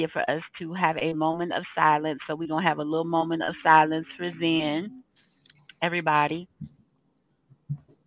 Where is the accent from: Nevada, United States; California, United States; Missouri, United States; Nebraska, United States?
Missouri, United States; St. Louis; moved away; also born or lived in Texas; in the Midwest, because I'm from St. Louis, in the Midwest